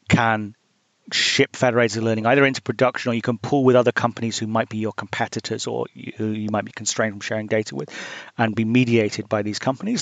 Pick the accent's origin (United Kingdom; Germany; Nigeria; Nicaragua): United Kingdom; now in United States; I'm British and I live in the US